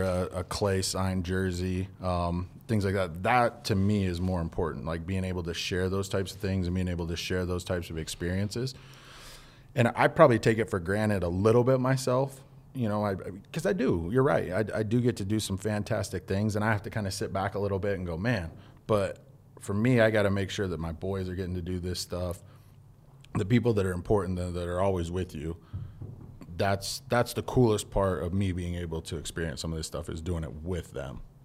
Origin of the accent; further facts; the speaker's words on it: Twin Falls, Idaho, United States; I didn't live a, a typical Twin Fallsian